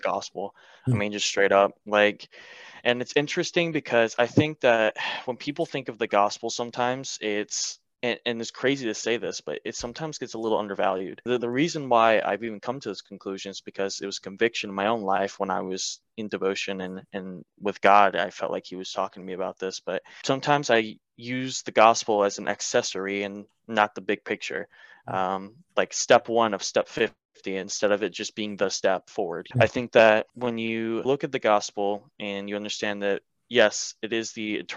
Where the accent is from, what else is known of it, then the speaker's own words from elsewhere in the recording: Marietta, Georgia, United States; moved away as an adult; now in North Carolina, United States; I'm originally born and raised in Marietta, Georgia, which is just north out of Atlanta